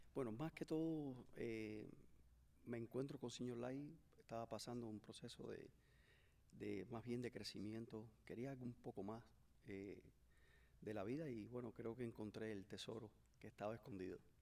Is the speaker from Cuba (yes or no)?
yes; Cuba; moved away as an adult; also born or lived in Mexico; now in Miami, United States; fui de Cuba hacia México, en México estuve cuatro años y crucé la, la, frontera como todo inmigrante